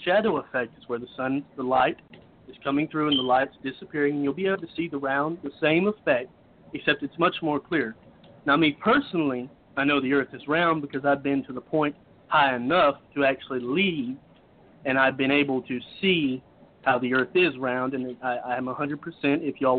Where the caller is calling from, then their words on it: Cochran, Georgia, United States; I am calling from Cochran, Georgia.